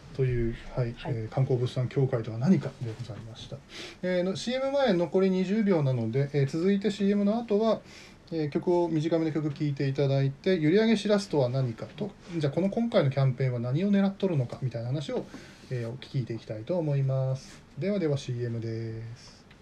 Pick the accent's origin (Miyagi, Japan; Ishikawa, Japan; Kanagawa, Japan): Miyagi, Japan; Natori; 私も名取に生まれ育って40年